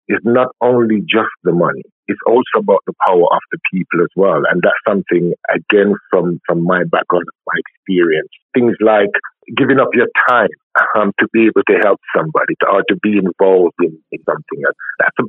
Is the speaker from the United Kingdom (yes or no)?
no; Clarendon, Jamaica; I'm from Clarendon and I'm brought up by my grandma